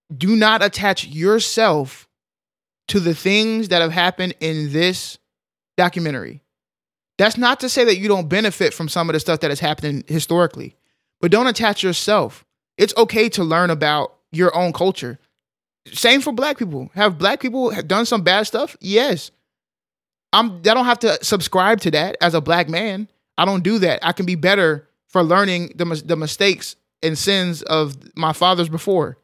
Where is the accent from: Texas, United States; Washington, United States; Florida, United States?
Texas, United States; Arlington; I grew up in Arlington, uh, Texas, big city